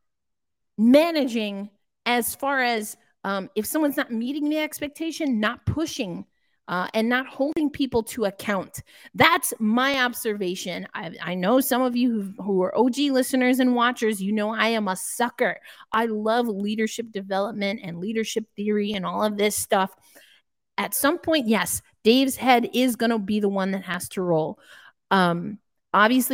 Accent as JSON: {"language": "English", "region": "New York", "country": "United States", "tie": "born or raised there", "said": "I'm from New York"}